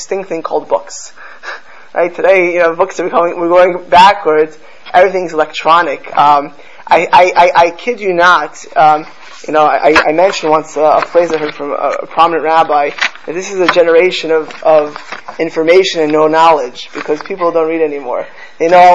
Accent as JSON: {"language": "English", "town": "Miami Beach", "region": "Florida", "country": "United States", "tie": "born or raised there", "said": "I grew up in Miami Beach"}